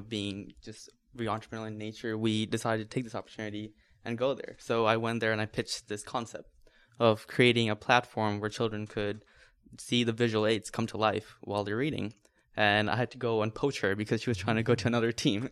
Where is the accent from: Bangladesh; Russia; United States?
Bangladesh; moved away as an adult; I was born and raised in Bangladesh